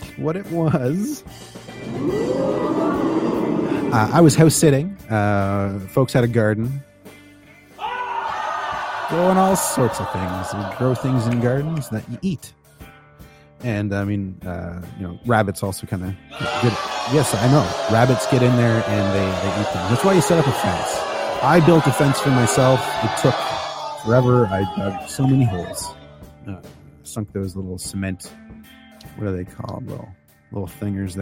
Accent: Ontario, Canada; moved away; also born or lived in Chicago; Because I am Canadian. I grew up in Canada. I grew up in Ontario-ish and made my way to Chicago-ish.

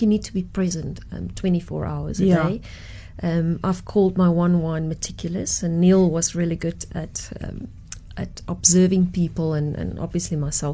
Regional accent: Sutherland, Northern Cape, South Africa; moved away as an adult; also born or lived in Stellenbosch; I grew up in the Karoo

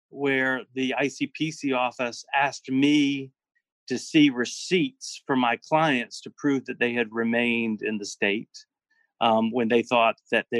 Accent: South Carolina, United States; I'm from South Carolina, and there's no place further than 4 hours away from the next

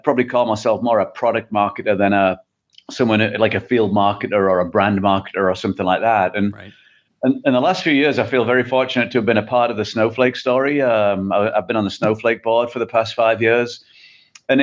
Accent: England, United Kingdom; moved away as an adult; Yeah, well, as you can probably tell from the accent, I'm not from the Midwest. So I originally from England.

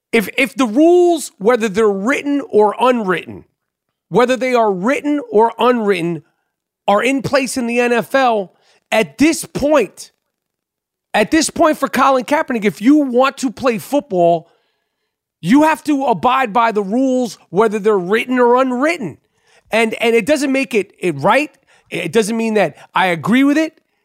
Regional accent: New York, United States; growing up in New York.

